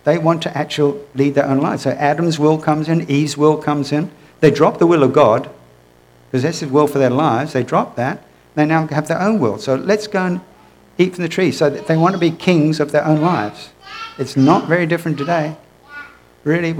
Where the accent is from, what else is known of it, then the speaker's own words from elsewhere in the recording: United Kingdom; moved away; I'm originally from the United Kingdom